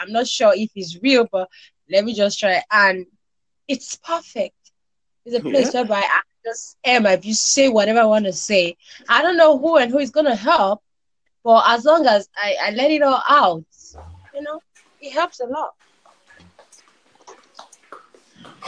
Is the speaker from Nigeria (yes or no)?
yes; Nigeria; I'm from Nigeria.